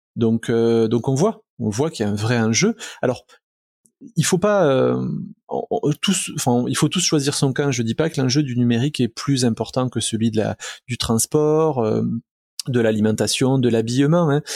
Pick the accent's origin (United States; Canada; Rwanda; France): France; southern France; accent: southern; mon accent du sud